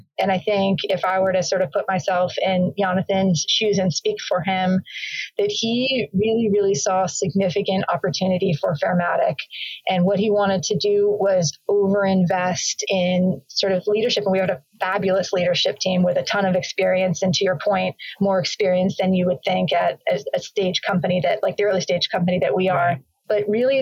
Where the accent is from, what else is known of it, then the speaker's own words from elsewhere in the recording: Bay Area, Silicon Valley, California, United States; I grew up in the Bay Area, actually, in the Silicon Valley in the 80s and early 90s.